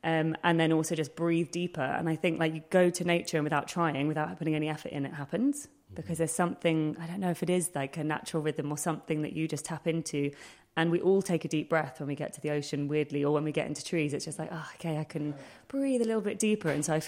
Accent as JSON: {"language": "English", "region": "London", "country": "United Kingdom", "tie": "born or raised there", "said": "I grew up in Hackney"}